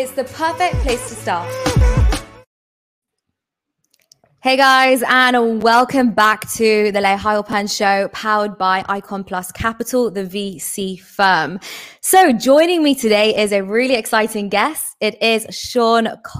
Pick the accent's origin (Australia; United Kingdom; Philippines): United Kingdom; England; I'm English